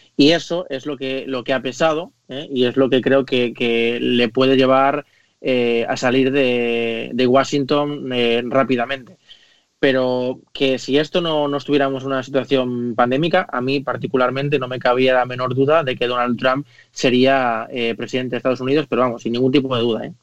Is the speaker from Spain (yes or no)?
yes; Spain; como español y como europeo